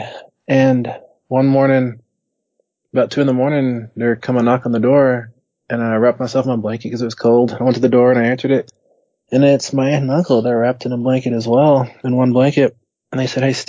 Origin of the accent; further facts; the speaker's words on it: West Texas, United States; born and raised in West Texas